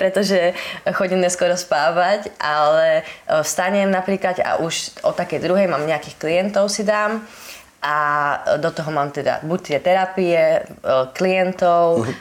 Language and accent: Slovak; Holíč, Trnava Region, Slovakia; pochádzam z Holíča